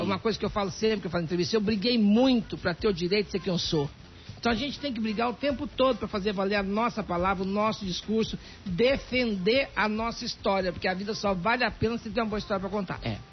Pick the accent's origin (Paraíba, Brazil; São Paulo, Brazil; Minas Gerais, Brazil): Minas Gerais, Brazil; eu sou mineira